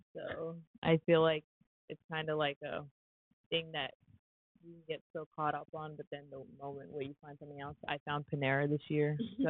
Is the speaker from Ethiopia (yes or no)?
yes; Ethiopia; born there; especially how I never actually lived in South Sudan. I was born in Ethiopia.